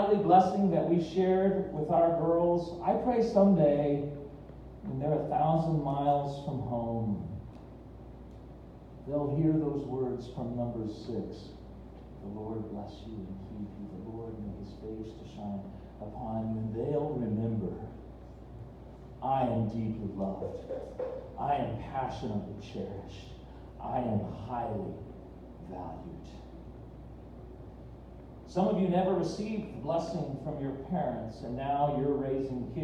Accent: Fillmore, United States; moved away; I went back to my hometown of Fillmore

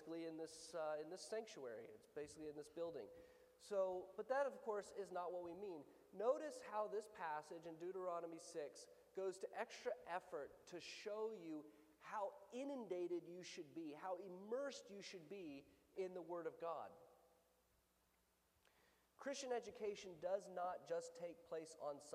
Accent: the South, United States; I'm from the South

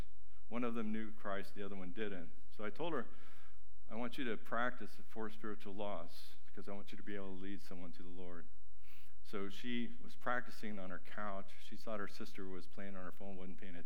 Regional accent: Mexico; moved away; I grew up in Mexico with boats

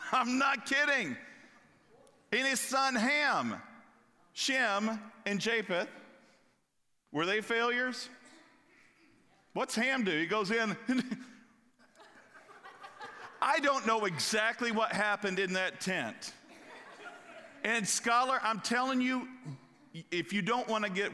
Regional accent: Kentucky, United States; I'm from Kentucky

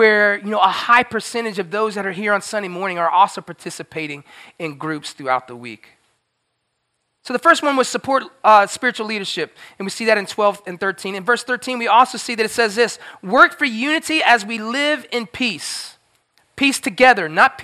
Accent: Florida, United States; I grew up in Florida

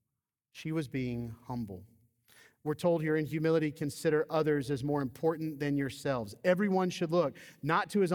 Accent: Georgia, United States; I grew up in the Deep South. I grew up in Georgia.

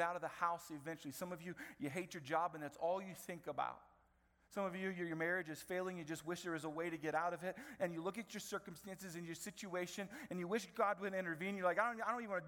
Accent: Marion, Indiana, United States; I grew up in Marion from middle school all the way through to college

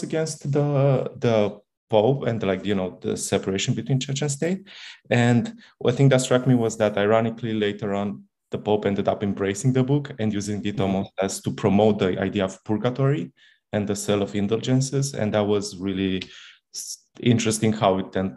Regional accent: Italy; moved away; I come from Italy, where we studied it in the most dogmatic way possible

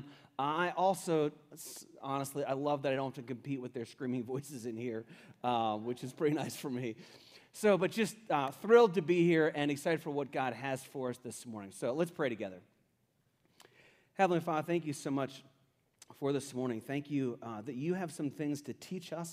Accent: Cincinnati, Ohio, United States; I grew up in Cincinnati, Ohio, and I grew up in the 70s when I was elementary age

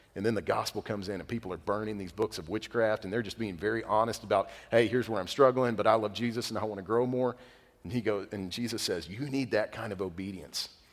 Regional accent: United States; being American

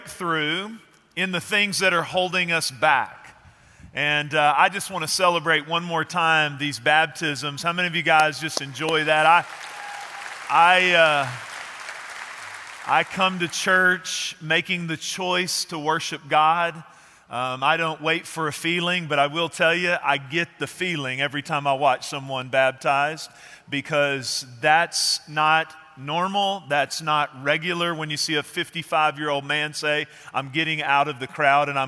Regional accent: Texas, United States; our culture here in Texas

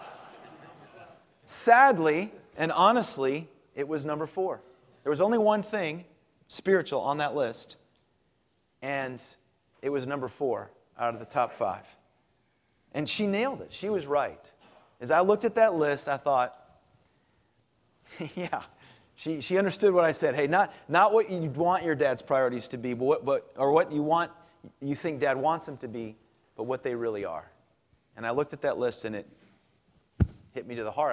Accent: Clearwater, Florida, United States; moved away; growing up in Florida

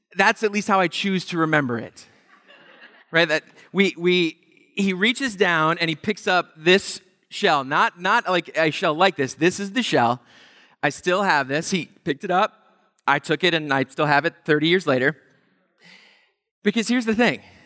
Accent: Pennsylvania, United States; We grew up in Pennsylvania, going to the Jersey Shore every summer

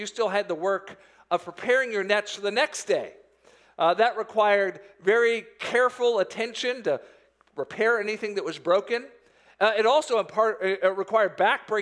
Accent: Florida, United States; moved away; I grew up in Florida

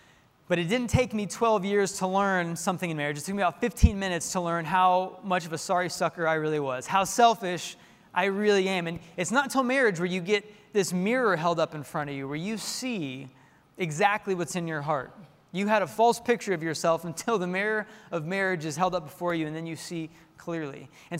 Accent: Tulsa, Oklahoma, United States; I grew up in Tulsa as a little kid. And I remember going downtown where my dad worked. He worked in the tallest building in downtown Tulsa.

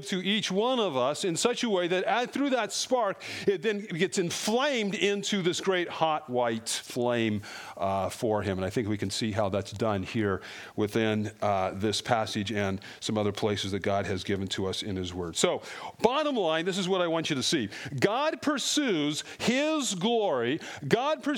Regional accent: Colorado, United States; I grew up in Colorado

